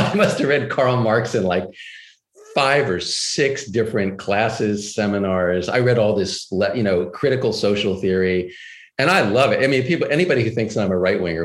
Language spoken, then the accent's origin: English; Texas, United States; moved away; also born or lived in New York; I grew up in Texas and I went to Swarthmore College